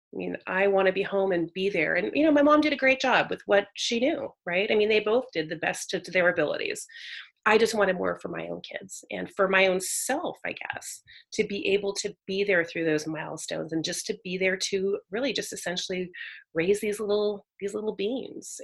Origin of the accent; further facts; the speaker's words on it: Northern California, United States; also born or lived in San Jose, California; Northern California raised, so I was born in Silicon Valley, San Jose area. Mm-hmm but then moved around a lot as a kid so went to a lot of different schools and but all in northern california